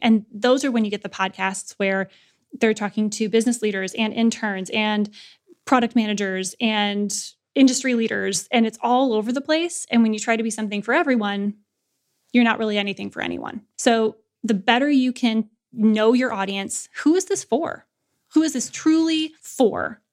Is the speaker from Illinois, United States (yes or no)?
no; Lansing, Michigan, United States; modest upbringing and Midwestern, you know, Lansing, Michigan